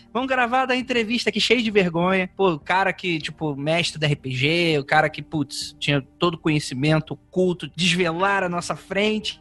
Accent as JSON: {"language": "Portuguese", "region": "Rio de Janeiro", "country": "Brazil", "moved": "as an adult", "lives_now": "São Paulo, Brazil", "said": "Eu sou de Jacarepaguá, Rio de Janeiro, cidade de Deus"}